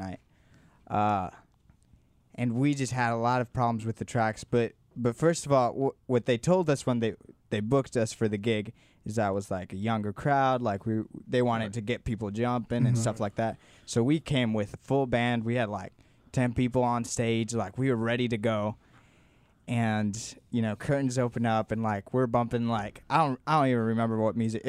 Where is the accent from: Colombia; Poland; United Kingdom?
Colombia; Bogotá; moved away as an adult; now in Dallas, United States; I was born and raised in Bogota, Colombia